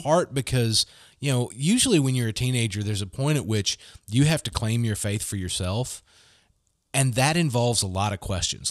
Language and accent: English; Gulfport, Mississippi, United States; moved away as an adult; also born or lived in Muskogee, Oklahoma; I grew up in Gulfport